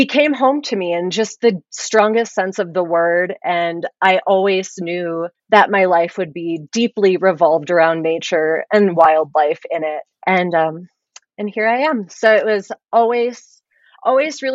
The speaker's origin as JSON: {"language": "English", "town": "Grand Marais", "region": "Minnesota", "country": "United States", "tie": "born or raised there", "also_born_or_lived": "Durango, Colorado", "said": "I grew up between Durango and then Grand Marais up in northern Minnesota"}